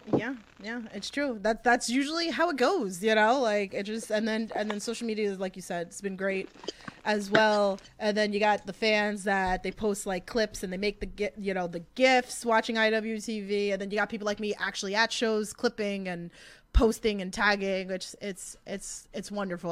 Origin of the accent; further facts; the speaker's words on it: New York City, New York, United States; accent: thick Queens; my accent, like that thick Queens accent